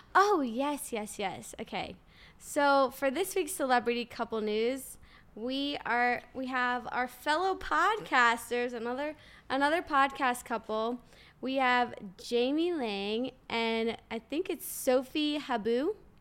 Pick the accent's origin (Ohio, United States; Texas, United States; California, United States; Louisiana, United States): Louisiana, United States; New Orleans; I'm from New Orleans